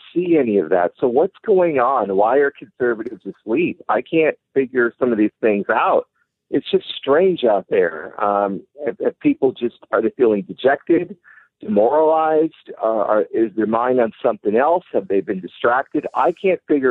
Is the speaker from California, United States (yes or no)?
yes; California, United States; I grew up in California. I'm a native of California